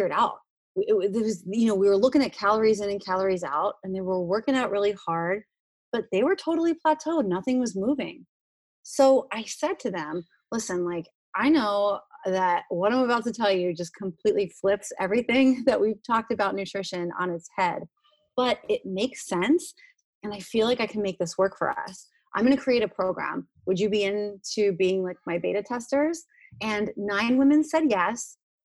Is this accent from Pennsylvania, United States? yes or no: yes; Hershey, Pennsylvania, United States; moved away; I'm originally from Hershey, Pennsylvania, where they manufacture chocolate